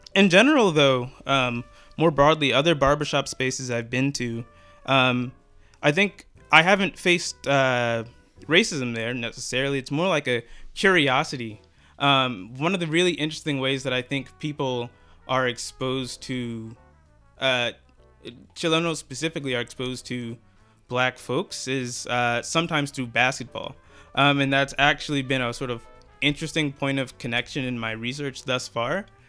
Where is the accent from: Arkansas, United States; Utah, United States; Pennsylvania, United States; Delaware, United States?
Pennsylvania, United States; Philadelphia; used to play for the 76ers, um, my hometown team